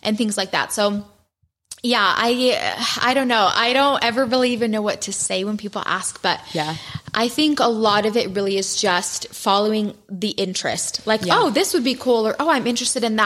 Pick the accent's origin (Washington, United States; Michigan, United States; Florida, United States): Michigan, United States; moved away as an adult; now in Utah, United States; I grew up in Michigan